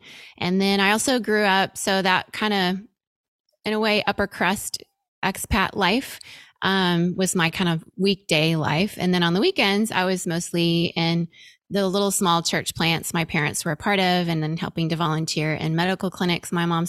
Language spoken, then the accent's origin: English; Venezuela; And still to this day, I have just great friendships from my time growing up in Venezuela.